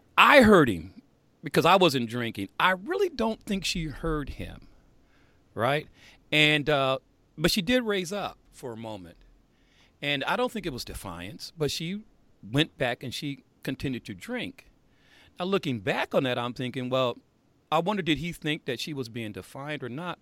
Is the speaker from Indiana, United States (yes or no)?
yes; Indiana, United States; growing up in Indiana